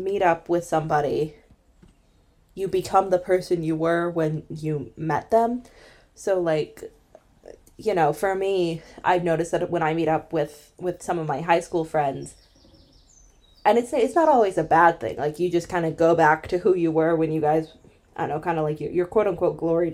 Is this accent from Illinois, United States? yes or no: yes; Illinois, United States; moved away as an adult; also born or lived in Ireland; I was born in Illinois